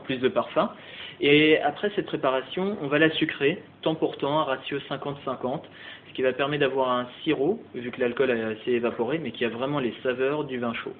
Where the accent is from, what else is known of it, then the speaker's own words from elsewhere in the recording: Alsace, Grand Est, France; moved away as an adult; also born or lived in Strasbourg / Luxembourg / Switzerland / Black Forest; now in Paris, France; je suis alsacien d'origine, euh, donc j'ai fait mes études hôtelières au lycée d'Ilkirch à Strasbourg